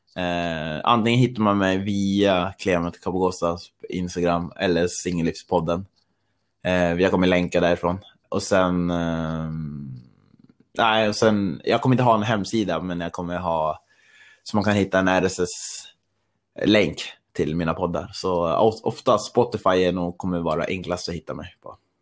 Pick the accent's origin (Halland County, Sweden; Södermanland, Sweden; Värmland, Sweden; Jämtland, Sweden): Jämtland, Sweden; Östersund; now in Stockholm, Sweden; jag är ju jag är från Östersund, men jag bor i Stockholm